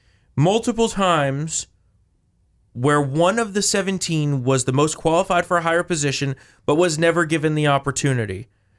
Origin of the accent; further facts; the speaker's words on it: New Jersey, United States; now in Virginia, United States; which is sad because I moved here from New Jersey to come to some actual freedom, and I didn't bring my home state's politics with me